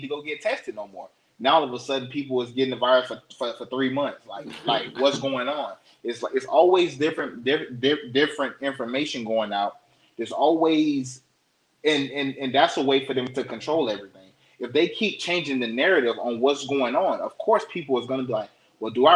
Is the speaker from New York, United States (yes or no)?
no; Florida, United States; moved away; Florida, my home state